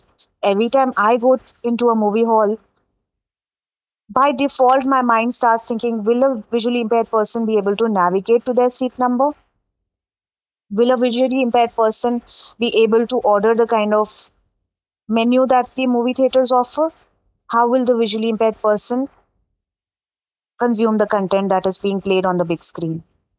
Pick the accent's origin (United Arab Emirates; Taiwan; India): United Arab Emirates; Dubai; But again, because I grew up in Dubai, I grew up in a very mixed culture.